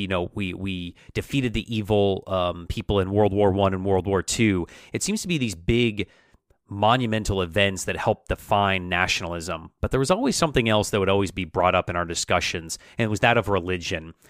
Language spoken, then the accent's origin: English; United States; How do we identify as American, our our national identity